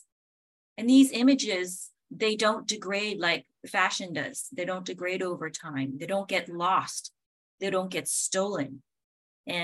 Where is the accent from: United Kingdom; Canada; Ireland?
Canada; a very small northern town in Canada, Northern Canada; moved away; I'm from Canada, from a very small northern town in Canada